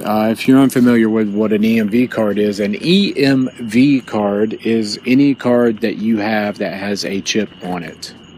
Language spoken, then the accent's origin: English; Jacksonville, Florida, United States; now in Chicago, United States; back in Jacksonville, my hometown